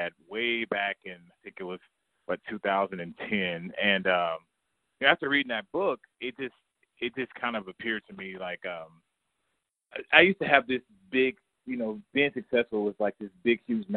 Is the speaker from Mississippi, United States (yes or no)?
no; Kansas City, Missouri, United States; I was born and raised in Kansas City